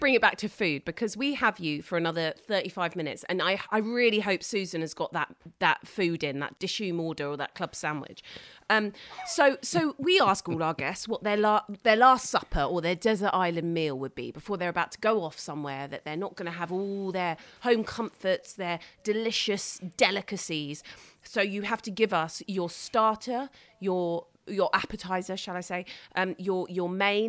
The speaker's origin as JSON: {"language": "English", "country": "United Kingdom", "said": "Because I'm British, and because I still get the fear every time someone asks me to sing"}